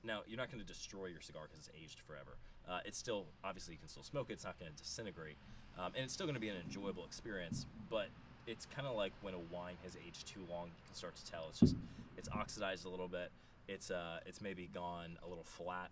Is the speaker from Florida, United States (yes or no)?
yes; close to Tampa, Florida, United States; I grew up in Florida